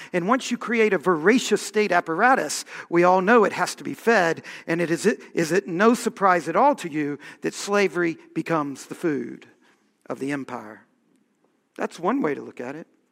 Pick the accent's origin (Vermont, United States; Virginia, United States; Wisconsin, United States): Virginia, United States; we were raised being taught American history, right? And being taught Virginia history